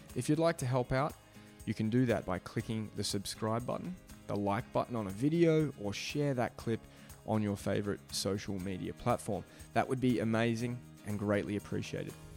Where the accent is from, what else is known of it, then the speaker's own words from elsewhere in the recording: Melbourne, Victoria, Australia; also born or lived in Adelaide; we're here today back in Beaumaris, my hometown